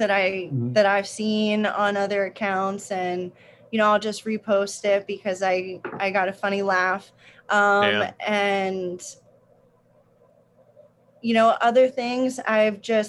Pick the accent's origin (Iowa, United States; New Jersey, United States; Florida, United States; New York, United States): New Jersey, United States; now in Charlotte, United States; I'm originally from New Jersey, small town, right on the border of New Jersey and Pennsylvania. And growing up, I played a lot of sports